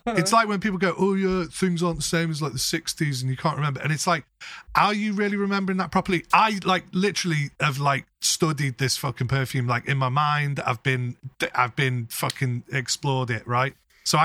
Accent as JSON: {"language": "English", "region": "England", "country": "United Kingdom", "said": "We're fucking English people"}